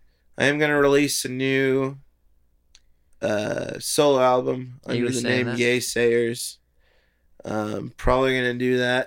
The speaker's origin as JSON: {"language": "English", "town": "Littleton", "region": "Colorado", "country": "United States", "tie": "born or raised there", "also_born_or_lived": "Lakewood", "said": "I grew up in Littleton."}